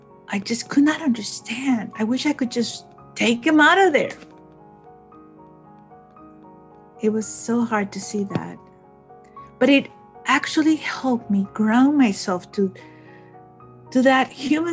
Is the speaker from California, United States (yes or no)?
no; Rio Grande Valley, Texas, United States; also born or lived in Mexico; I grew up here in the Rio Grande Valley